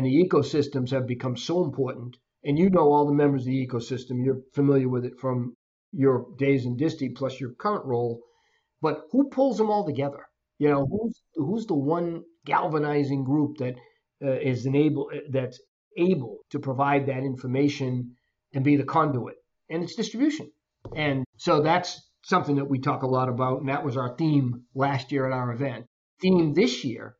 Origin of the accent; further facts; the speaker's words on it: Boston, Massachusetts, United States; moved away as an adult; now in Florida, United States; I grew up in the Boston area and left years ago